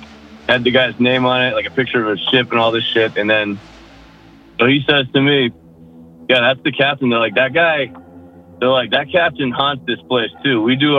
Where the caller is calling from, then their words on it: Massachusetts, United States; Western Mass, out near Quavon Reservoir.